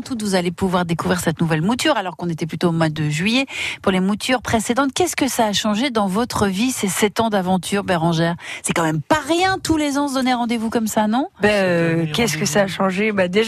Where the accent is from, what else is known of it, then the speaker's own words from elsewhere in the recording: Denain, Hauts-de-France, France; born there; c'est parce que je suis née à Denain, c'est pour ça qu'ils disent ça.